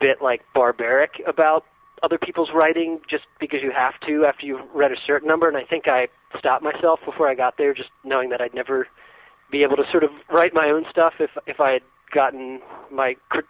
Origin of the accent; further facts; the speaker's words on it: Shenandoah Valley, Virginia, United States; moved away as an adult; also born or lived in Chapel Hill, North Carolina; I grew up in Virginia in the Shenandoah Valley. So I was born in Chapel Hill, and my parents moved back there. But I spent most of my years in Virginia.